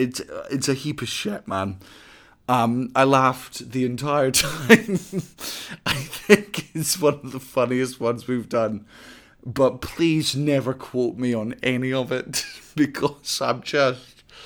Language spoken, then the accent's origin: English; London, United Kingdom; born there; Well, I was born in London.